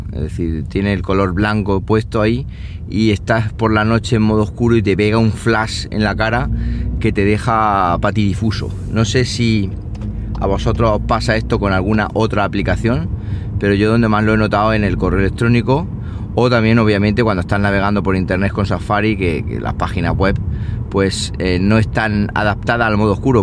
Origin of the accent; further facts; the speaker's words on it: Siles, Andalusia, Spain; soy el administrador del grupo de Facebook de Siles, de mi pueblo